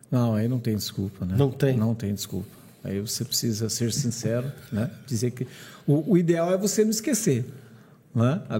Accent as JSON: {"language": "Portuguese", "town": "Curitiba", "region": "Paraná", "country": "Brazil", "tie": "born there", "also_born_or_lived": "Ipanema, Rio de Janeiro", "said": "Eu morei, eu morei 14 anos na praia de Ipanema. Nasci em Curitiba, fui para Ipanema, voltei para Curitiba para estudar e trabalhar."}